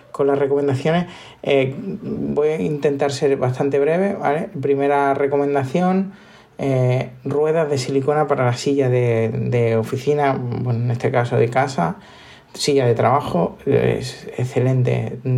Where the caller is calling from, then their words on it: Málaga, Andalusia, Spain; Eh, soy … de Málaga.